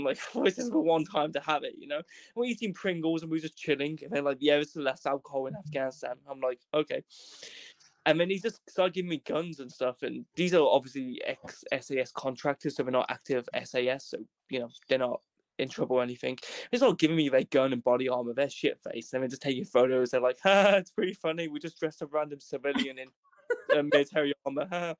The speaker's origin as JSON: {"language": "English", "region": "Wales", "country": "United Kingdom", "said": "So I go, \"I'm from Wales, my friends. You know, see up here, United Kingdom, I includes Wales.\""}